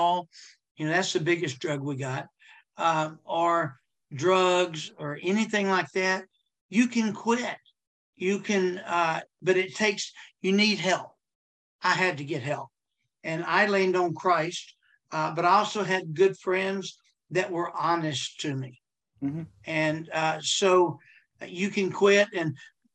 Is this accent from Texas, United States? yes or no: yes; Texas, United States; I'm from Texas